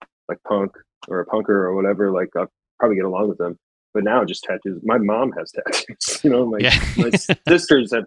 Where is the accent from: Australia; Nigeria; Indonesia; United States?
United States; Grand Rapids, Michigan; I grew up in Grand Rapids, Michigan